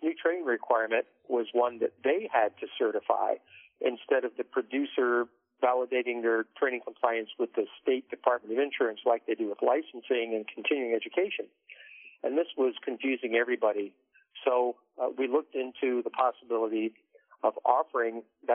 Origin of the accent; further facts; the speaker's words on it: D.C., Maryland outskirts of Washington, United States; moved away as an adult; also born or lived in North Texas / northern Kentucky; grew up in the Maryland outskirts of Washington, D.C.